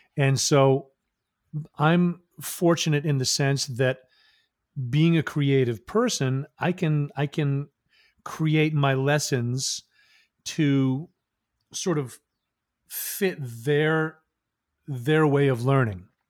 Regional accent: Maine, United States; also born or lived in Massachusetts; I was born in Massachusetts, then I moved to Maine, I think I was in second grade

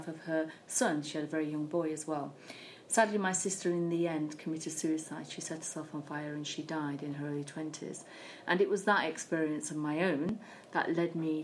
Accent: United Kingdom; I was born in Britain alongside my sisters

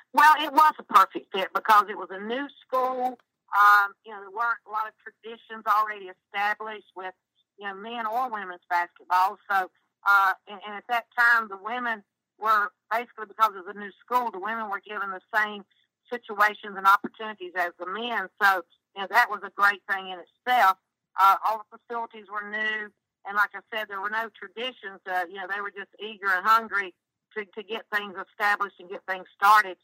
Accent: North Carolina, United States; I'm from North Carolina

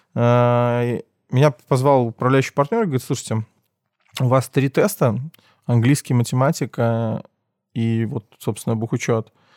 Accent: Minsk, Belarus; Я родился в Минске, учился в школе сначала в 22-й, первый класс

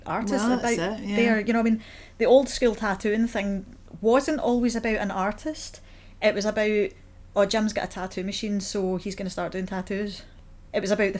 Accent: Paisley, Scotland, United Kingdom; moved away as an adult; also born or lived in Hamilton; now in Glasgow, United Kingdom; I'm from Paisley

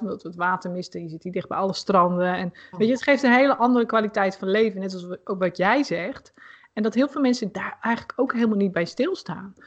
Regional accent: Putten, Gelderland, Netherlands; Ik woonde in Putten. En ehm, ja, mijn eerste vriendje had ik daar. En nou mijn eerste vriendengroep

